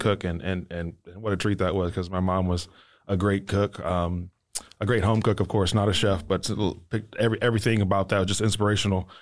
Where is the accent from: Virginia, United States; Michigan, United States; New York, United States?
Michigan, United States; Detroit; moved away; I'm not from here, I'm from Detroit, Michigan